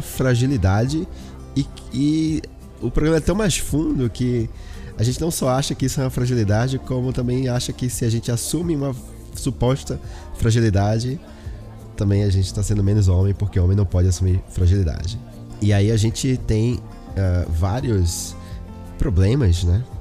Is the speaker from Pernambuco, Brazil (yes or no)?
yes; Olinda, Pernambuco, Brazil; moved away; eu sou de Pernambuco, né? De Olinda, Recife